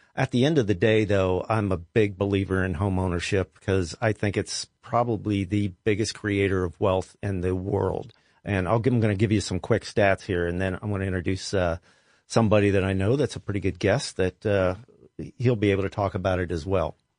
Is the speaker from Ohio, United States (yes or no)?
yes; Columbus, Ohio, United States; I was born and raised here. I was born on the West Side.